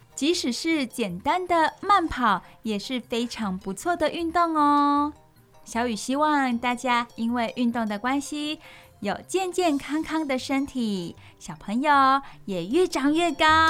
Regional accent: Taiwan; 我们台湾人

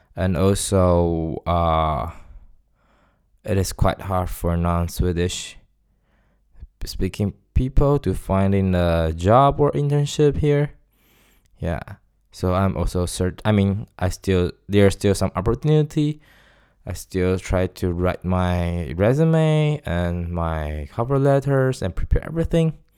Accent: Taiwan; first language Chinese; English is a second language; moved away as an adult; now in Stockholm, Sweden; I'm from Taiwan

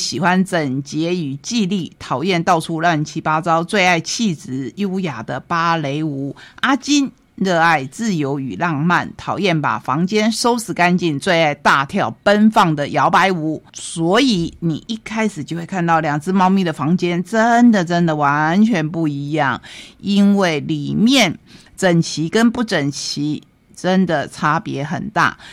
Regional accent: Taiwan; 我们台湾人

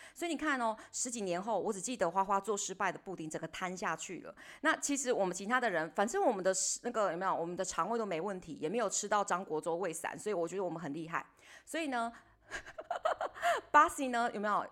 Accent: Taiwan; 他们有一点点没有像我们台湾人那么地搞

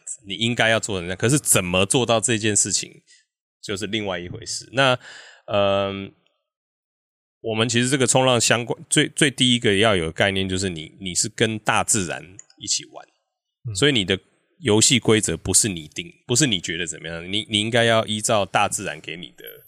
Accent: Kaohsiung, Taiwan; moved away as an adult; now in Hengchun, Taiwan; 我是高雄人哦

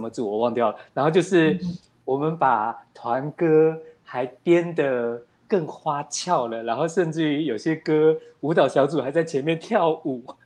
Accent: Taipei, Taiwan; 我是一个台北人哦

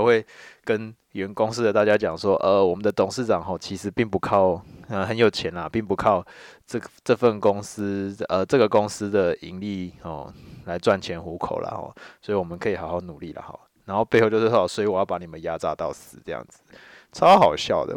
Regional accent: Taiwan; 因为我是闽南人，哦，所以我这些东西一开始学习的时候都是台语

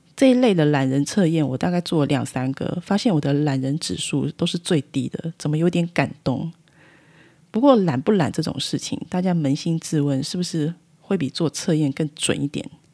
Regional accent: Taiwan; 我们台湾人民

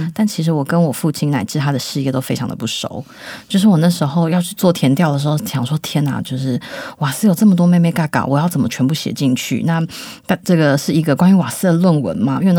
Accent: Yilan, Yilan County, Taiwan; 他他每几年就会问我说：“哎，你的故乡在哪里？”只要我说宜兰市，而非察哈尔，他就会勃然大怒

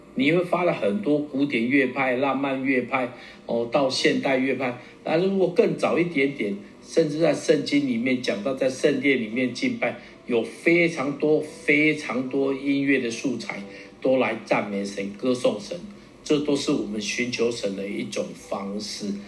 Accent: Taiwan; accent: Taiwanese Mandarin (台湾国语); 我的中文有点台湾国语

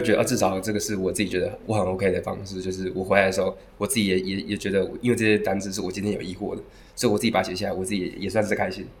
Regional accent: Taiwan; moved away as an adult; now in Cebu, Philippines; 我来自台湾，然后现在二十四岁

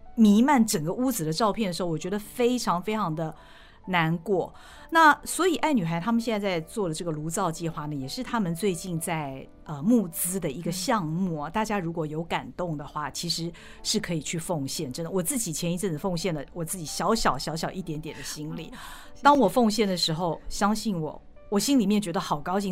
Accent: Taiwan; 我们台湾人

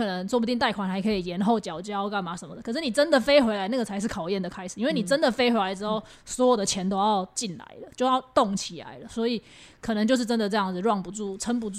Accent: Taiwan; 大家觉得，哎、我们台湾人都没事

